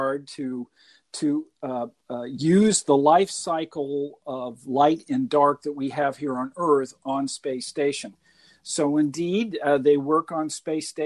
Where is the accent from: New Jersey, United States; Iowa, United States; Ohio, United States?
Iowa, United States; Burlington; I was born and raised in Burlington